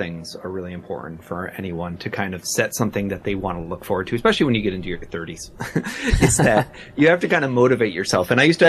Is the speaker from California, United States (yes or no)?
no; New York, United States; I'm from New York.